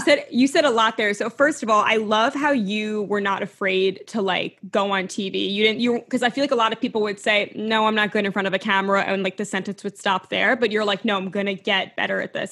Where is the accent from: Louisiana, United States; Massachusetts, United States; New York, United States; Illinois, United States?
New York, United States; I'm a New Yorker